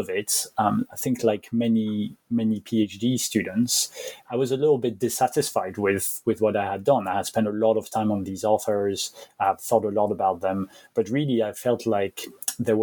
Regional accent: Belgium; also born or lived in France; now in United Kingdom; I'm originally from France, even though I guess I call myself French, but I grew up in Belgium.

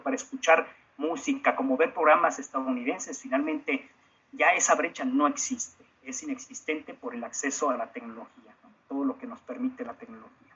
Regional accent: Mexico

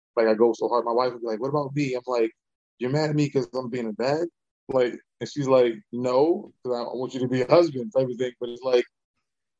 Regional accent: Baltimore, Maryland, United States; I'm from Baltimore

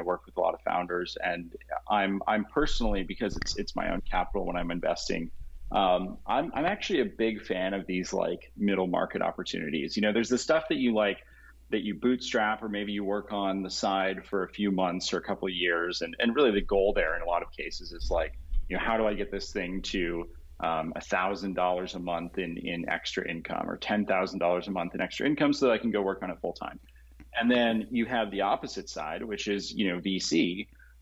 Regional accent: Colorado, United States; moved away as an adult; also born or lived in San Jose, California / Los Angeles, California / San Mateo, California; I was born in San Jose, and then left when I was growing up in Colorado, and then went to college in Los Angeles and came back

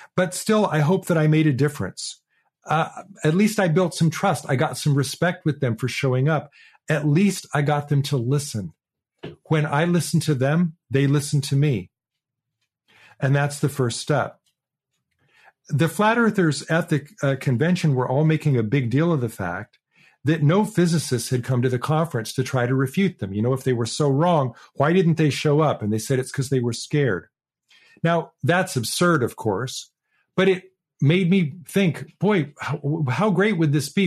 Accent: Portland, Oregon, United States; Portland, Oregon, my, my hometown

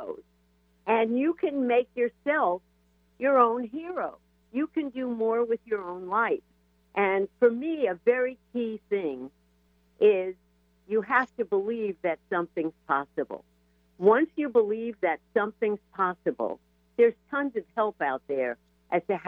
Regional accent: New York, United States; I was raised in New York in the suburbs

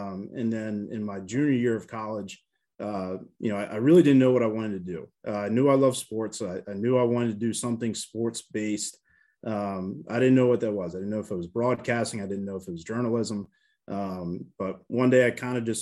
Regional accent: Baltimore, Maryland, United States; now in Manhattan, Kansas, United States; I'm originally from Baltimore, Maryland. I grew up in a pro town

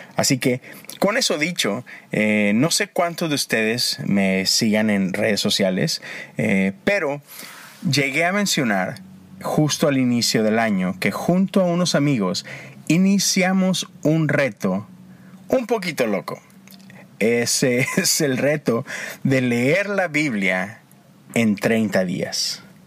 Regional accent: Monterrey, Nuevo León, Mexico; moved away as an adult; now in United States; Yo soy de Monterrey, crecí allá

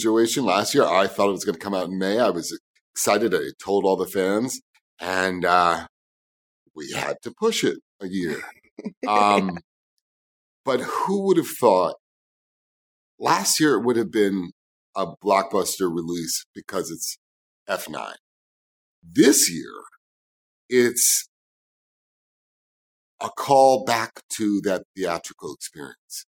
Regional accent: New York City, New York, United States; I grew up in New York City

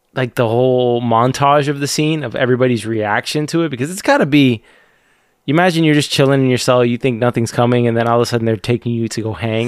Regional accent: United States; I'm American

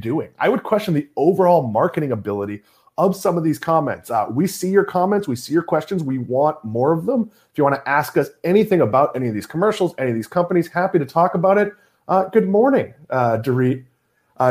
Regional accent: Swampscott, Massachusetts, United States; I grew up in New England

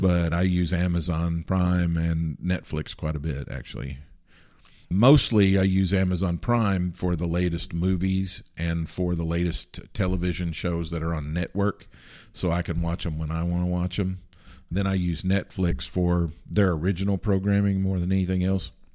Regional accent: Kentucky, United States; growing up in Kentucky

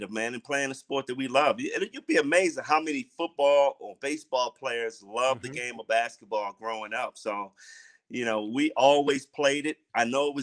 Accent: Baltimore, Maryland, United States; moved away as an adult; I grew up in Baltimore City, and my mom was an educator

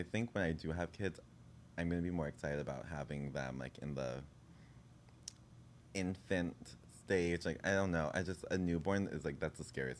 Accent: New York City, New York, United States; I grew up in Bed-Stuy.

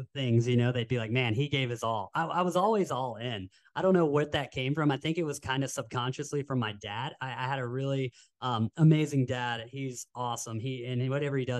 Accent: Knoxville, Tennessee, United States; now in Carlsbad, United States; we grew up in Knoxville, Tennessee, and action sports isn't as prevalent as it is here in Carlsbad

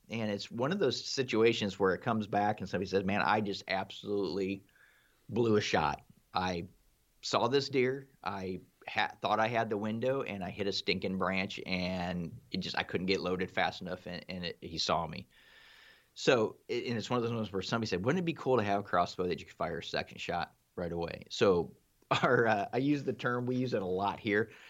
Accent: Ohio, United States; I'm from Ohio myself.

